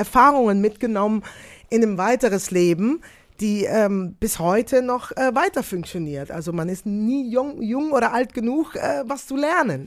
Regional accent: Netherlands; German is a second language; moved away as an adult; now in Belgium; Ich lebe in Belgien, komme aus Holland, lebe in Belgien, arbeite sehr, sehr viel in Deutschland

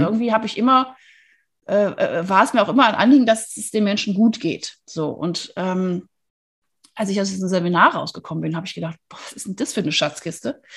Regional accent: Wuppertal, North Rhine-Westphalia, Germany; now in Freiburg, Germany; ich bin in Wuppertal geboren, was auch ganz hübsch ist

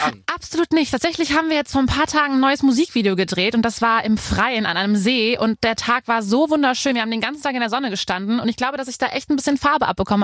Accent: near Koblenz, Rhineland-Palatinate, Germany; also born or lived in Cologne; Ich komme ja vom Rhein, äh, bei Koblenz

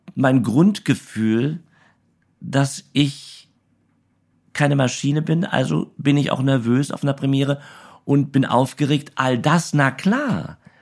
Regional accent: Berlin, Germany; in Berlin-Karlshorst

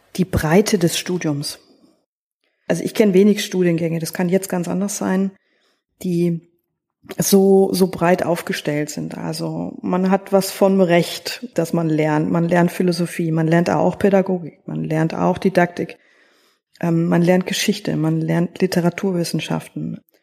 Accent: Northern Bavaria, Germany; in Bayern, da komme ich her aus Nordbayern.

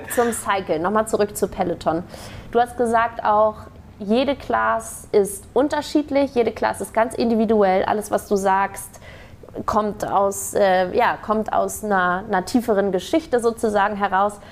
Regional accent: Hamburg, Germany; ich komme aus Hamburg ursprünglich

